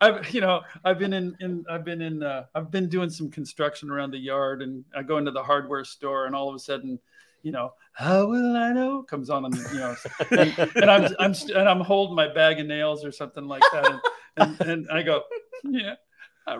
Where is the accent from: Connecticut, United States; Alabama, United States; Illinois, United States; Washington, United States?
Washington, United States; Seattle; growing up in Seattle